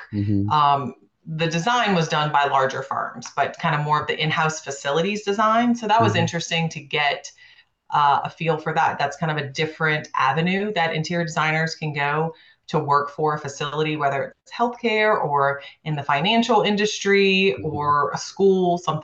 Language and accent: English; New Orleans, Louisiana, United States; also born or lived in Houston; Being born and raised in New Orleans